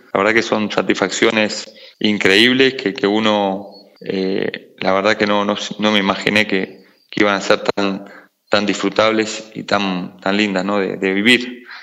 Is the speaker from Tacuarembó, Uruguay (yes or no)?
no; Montevideo, Uruguay; yo nací en Montevideo, Uruguay, en, el barrio Capurro